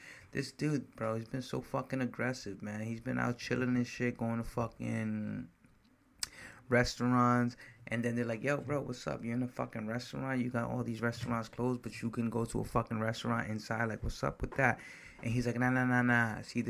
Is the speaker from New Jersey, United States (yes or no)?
yes; New Jersey, United States; I'm from Jersey, bro.